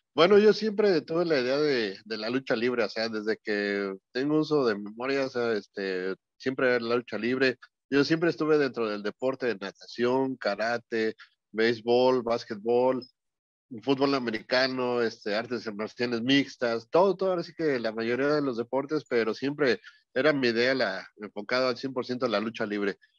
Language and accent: Spanish; Mexico City, Mexico; also born or lived in Los Angeles; yo soy de la Ciudad de México, pero ahorita estoy aquí en Los Ángeles